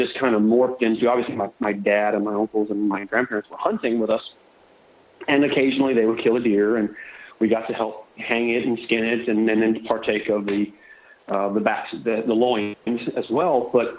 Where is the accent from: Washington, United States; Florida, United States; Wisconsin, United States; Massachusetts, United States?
Florida, United States; So yes, I was born in Florida. I live on the west coast of Florida, southwest Florida. I'm fourth generation Floridian, or Florida cracker.